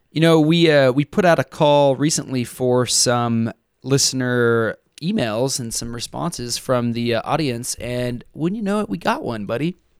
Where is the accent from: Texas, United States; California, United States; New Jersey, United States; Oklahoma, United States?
Texas, United States; I grew up in Texas and I grew up dove and quail hunting